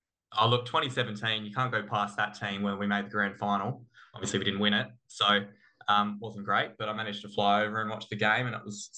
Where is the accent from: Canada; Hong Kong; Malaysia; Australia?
Australia; Adelaide, South Australia; moved away; I grew up in Adelaide